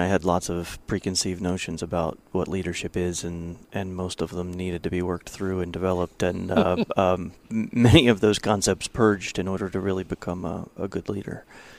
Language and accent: English; Ohio, United States; I am from Ohio, yes.